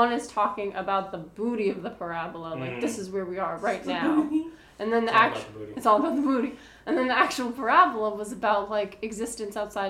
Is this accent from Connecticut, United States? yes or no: no; Boston, Massachusetts, United States; I'm from Boston